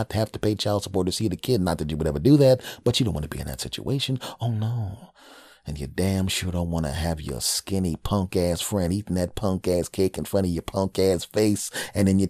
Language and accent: English; United States; My home country bastards